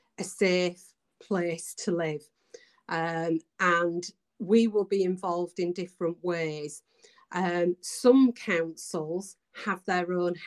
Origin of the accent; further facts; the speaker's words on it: Bradford, Yorkshire and the Humber, United Kingdom; accent: Yorkshire; also born or lived in Calderdale; I was born in Bradford, so I was just over the hill.